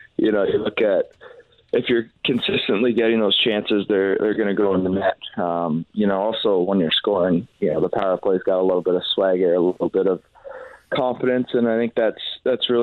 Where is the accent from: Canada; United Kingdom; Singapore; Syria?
Canada; now in St. Louis, United States; we're Canadian